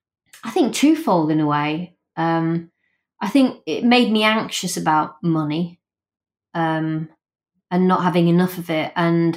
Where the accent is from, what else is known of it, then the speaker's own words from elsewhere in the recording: Rotherham, Yorkshire and the Humber, United Kingdom; I grew up in a very working class house.